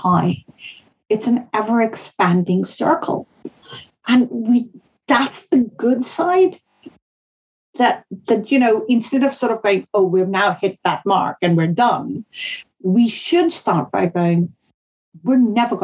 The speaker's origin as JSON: {"language": "English", "region": "northern India", "country": "India", "tie": "born or raised there", "first_language": "Hindustani (Hindi)", "second_language": "English", "moved": "yes", "said": "I grew up in India during the Cold War. That's where I was a child"}